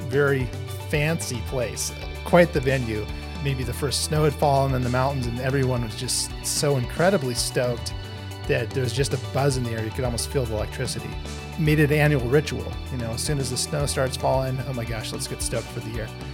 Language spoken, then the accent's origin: English; Dillon, Montana, United States; moved away as an adult; also born or lived in Tacoma, Washington; Corey and I grew up in Dillon, Montana